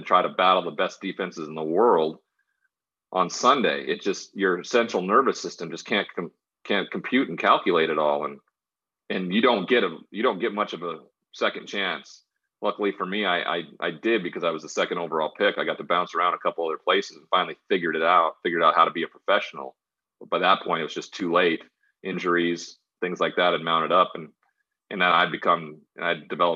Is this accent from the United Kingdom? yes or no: no; Great Falls, Montana, United States; born or raised there; moved away as an adult; also born or lived in Washington State / San Diego